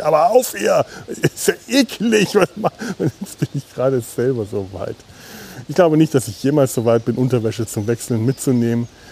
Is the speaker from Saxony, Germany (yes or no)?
no; Franconia, Bavaria, Germany; now in Cologne, Germany; Ich bin Franke. Wir, wir äh, sind sehr stolz auf unsere Bratwürste.